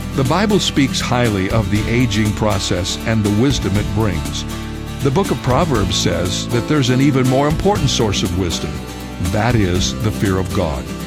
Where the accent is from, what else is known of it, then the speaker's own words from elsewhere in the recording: Cedarville, Ohio, United States; the college where I grew up in Cedarville, Ohio